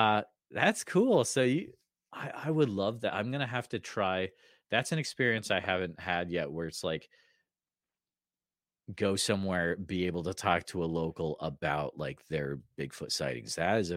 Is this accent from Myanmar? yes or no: no; New England, United States; moved away; So I'm from New England originally.